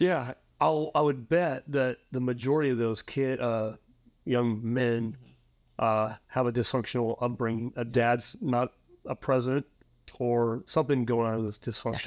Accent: Prineville, Oregon, United States; my hometown, little hometown of Prime, Oregon, uh, Central Oregon

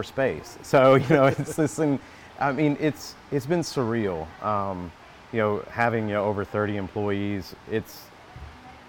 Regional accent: Kentucky, United States; moved away as an adult; also born or lived in Wilson, North Carolina; now in North Carolina, United States; I am from Kentucky.

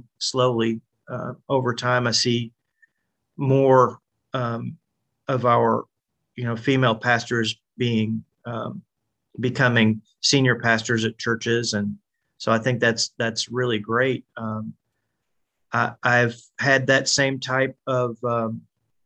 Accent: Nashville area, Tennessee, United States; I grew up in the Nashville area

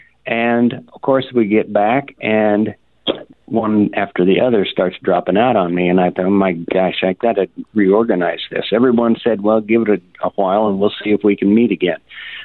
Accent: Kansas, United States; moved away as an adult; now in Iowa, United States; Well, I went immigrant to Iowa 45 years ago, originally from the state of Kansas

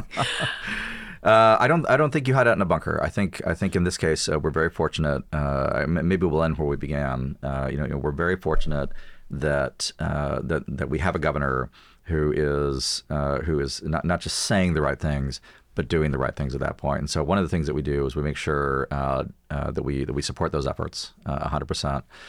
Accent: Texas, United States; We're Southern, we're Texan, we're conservative

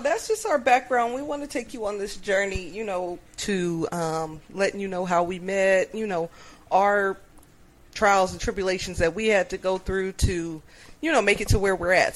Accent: Upland, California, United States; from Upland

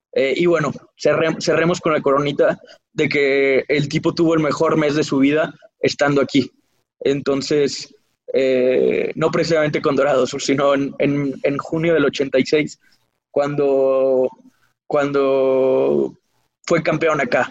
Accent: Mexico; nací en el 92 en México

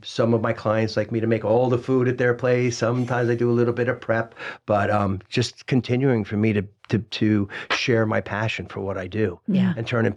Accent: Morristown, New Jersey, United States; I was born in Morristown, New Jersey.

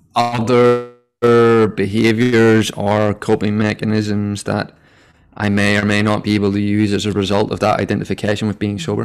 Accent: Northern Ireland, United Kingdom; moved away as an adult; now in Sydney, Australia; I am from originally Northern Ireland

